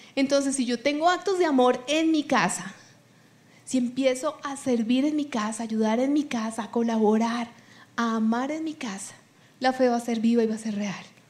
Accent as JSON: {"language": "Spanish", "country": "Colombia", "first_language": "Spanish"}